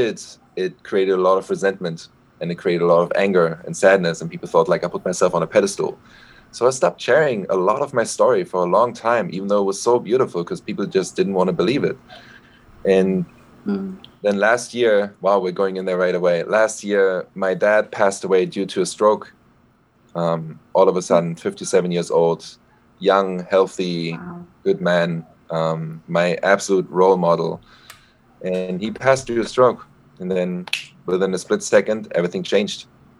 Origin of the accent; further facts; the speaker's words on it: Berlin, Germany; born and raised in Berlin